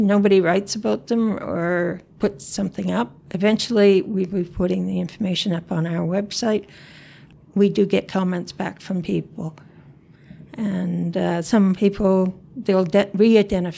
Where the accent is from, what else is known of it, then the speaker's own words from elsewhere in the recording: the Maritimes, Canada; moved away as an adult; now in Yukon, Canada; I grew up in the Maritimes. I didn't move up here until 1990